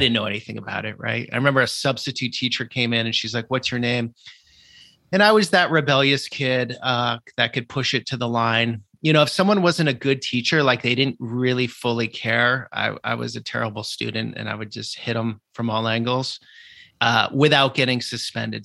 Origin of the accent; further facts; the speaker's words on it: Vermont, United States; moved away; growing up in Vermont in a very rural atmosphere, no exposure to the world